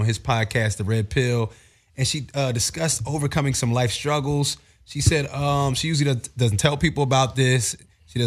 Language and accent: English; Philadelphia, Pennsylvania, United States; I'm from Philly